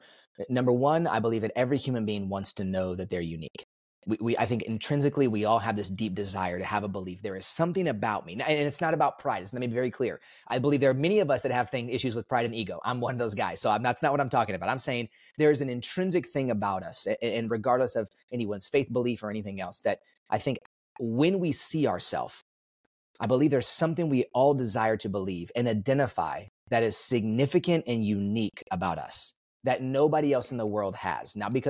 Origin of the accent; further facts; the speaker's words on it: Dallas, Texas, United States; also born or lived in Kansas; So I was born in Kansas, but I only lived there for about a week or so. So I don't really claim Kansas. I came to Texas after that, and I've been in Texas my whole life. So Dallas area mostly